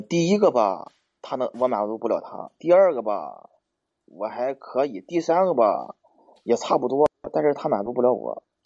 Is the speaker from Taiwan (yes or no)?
no; Hebei, China; 我是河北的。我 是 河 北的。